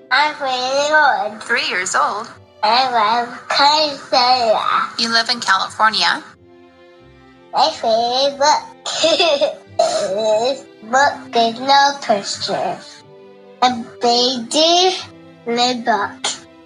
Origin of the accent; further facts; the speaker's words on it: Ireland; I'm from Ireland. I'm 10 years